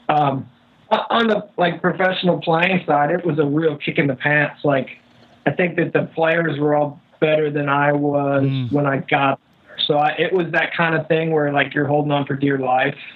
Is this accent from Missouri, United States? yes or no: yes; St. Louis, Missouri, United States; now in Austin, United States; growing up in St. Louis